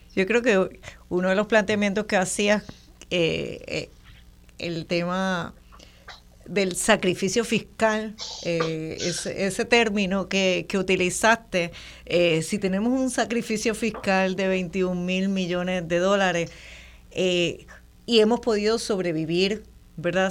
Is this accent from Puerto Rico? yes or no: yes; Puerto Rico; Somos puertorriqueños de nacidos en muchas partes